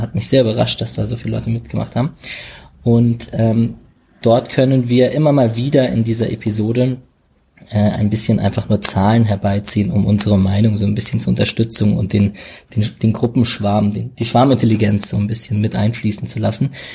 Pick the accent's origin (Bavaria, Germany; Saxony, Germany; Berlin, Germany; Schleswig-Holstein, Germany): Berlin, Germany; ich komme ja aus Berlin